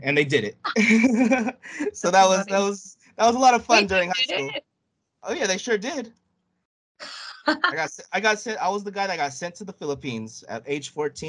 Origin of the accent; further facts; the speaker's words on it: United States; growing up here in the States, us Filipinos